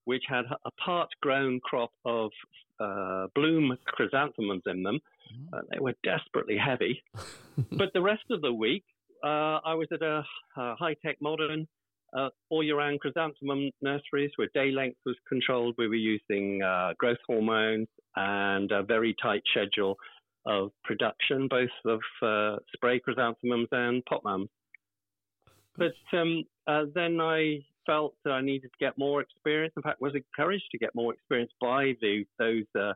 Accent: South Somerset, South West England, United Kingdom; also born or lived in Bristol area; I'm originally, I'm actually from South Somerset, where I live now

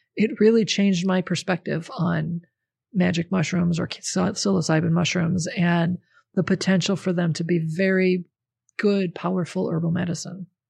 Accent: the North, United States; I grew up in the North. My family's from the North. We're all Northern people.

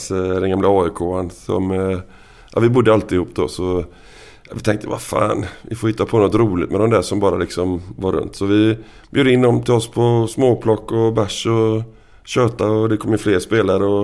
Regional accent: Kungsbacka, Halland County, Sweden; Nej men jag kom, jag kom ifrån eh, Kungsbacka som sagt. Det, liksom, det var väl inte riktigt samma klientel på folket i Kungsbacka som i, i Tynnered då.

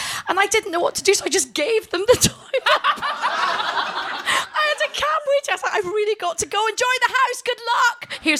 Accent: Scotland, United Kingdom; accent: Glaswegian; also born or lived in India; I'm both Indian and Scottish.

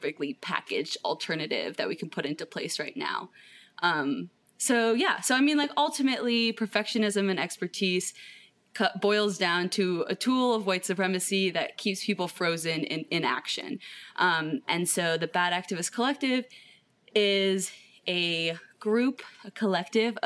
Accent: Cleveland, Ohio, United States; I am from Cleveland, Ohio in the United States.

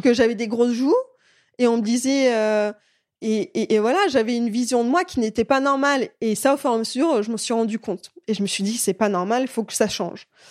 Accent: France; also born or lived in Belarus; je suis, euh, née en Biélorussie, euh, j'ai commencé la gymnastique rythmique à l'âge de quatre ans. Et je suis arrivée en France à l'âge de six ans

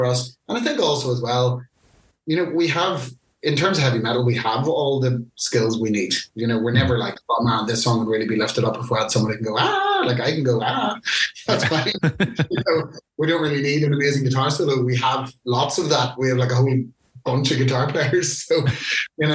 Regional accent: Ireland; being Irish

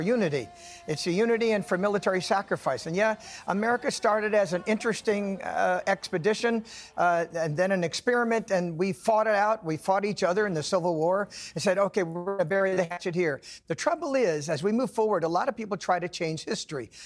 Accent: California, United States; also born or lived in Nevada; now in the South, United States; I was born in California, spent 20 years in Nevada. I live in the South now

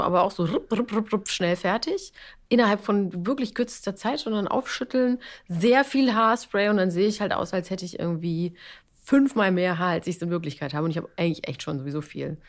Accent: Bavaria, Germany; ich komme aus Bayern

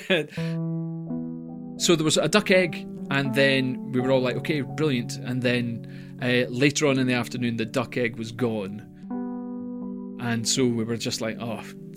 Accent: Scotland, United Kingdom; I'm Scottish

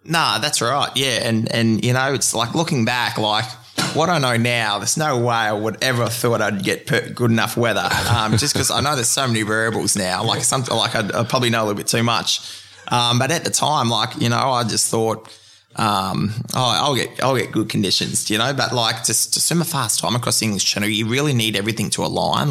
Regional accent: Queensland, Australia; being a Queenslander

